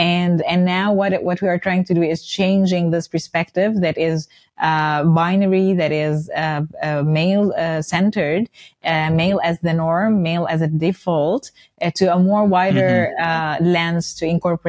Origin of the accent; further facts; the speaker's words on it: Dubai, United Arab Emirates; also born or lived in Cairo; Yes, I was mentioning that I was born in Dubai and grew up in Dubai, actually. And then I returned to Cairo for university studies, for college.